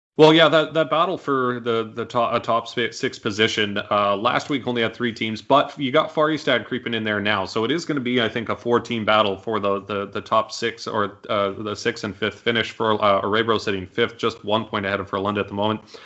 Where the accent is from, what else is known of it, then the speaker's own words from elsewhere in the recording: Canada; as a Canadian